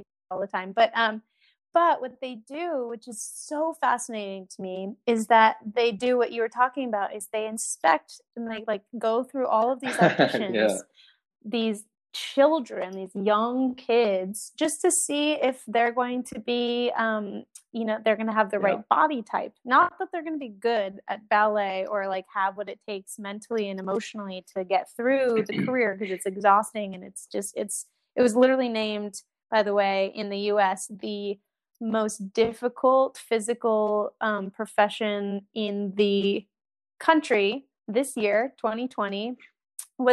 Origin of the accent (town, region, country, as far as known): United States